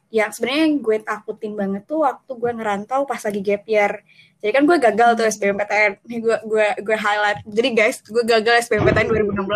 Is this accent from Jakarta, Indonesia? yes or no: no; Bandar Lampung, Lampung, Indonesia; moved away as an adult; also born or lived in Jatinangor; gue dari Bandar Lampung sebenarnya kayak di hmm, luar Pulau Jawa